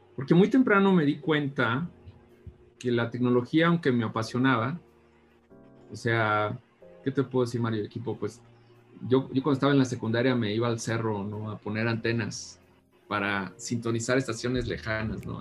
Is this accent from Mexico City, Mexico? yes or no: no; San Luis de la Paz, Guanajuato, Mexico; soy originario de un pueblo en Guanajuato que se llama San Luis de la Paz